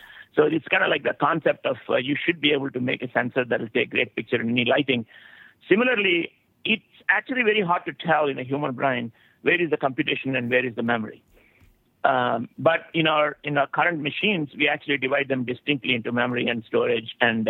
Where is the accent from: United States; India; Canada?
India; you know, I came from India.